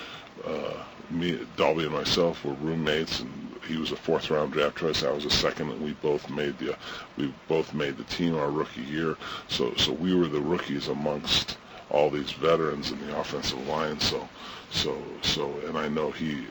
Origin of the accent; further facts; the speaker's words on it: Ohio, Southern California, United States; And growing up, being from Ohio, I was a Cleveland Brown fan. Growing up in Southern California, I was an LA Ram fan